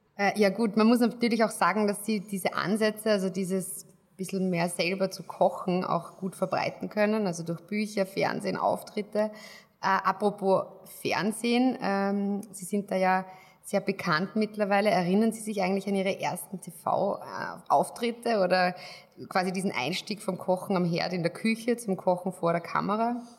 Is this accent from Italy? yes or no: no; Austria; als Österreicher